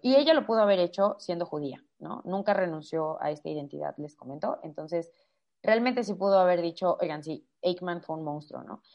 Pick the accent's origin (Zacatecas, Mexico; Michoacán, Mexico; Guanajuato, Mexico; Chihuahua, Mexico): Guanajuato, Mexico; Irapuato; soy de Guanajuato, de Irapuato eh, específicamente